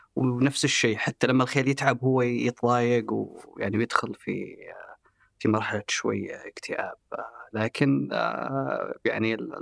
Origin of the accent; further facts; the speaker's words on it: Saudi Arabia; احنا كسعوديين